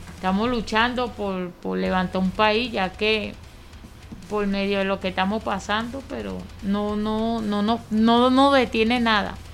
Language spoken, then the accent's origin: Spanish; Venezuela; lo que hemos pasado como venezolanos